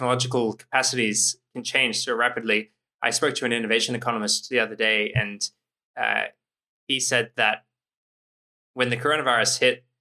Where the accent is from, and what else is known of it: Australia